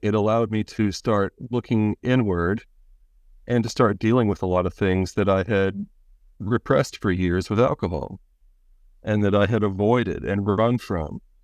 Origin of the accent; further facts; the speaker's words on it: Pennsylvania, United States; I'm from, uh, Pennsylvania and the United States